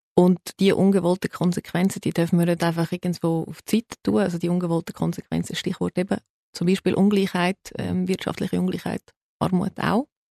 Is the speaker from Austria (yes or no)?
no; Zurich, Switzerland; also born or lived in United States; Ich bin in der Schweiz geboren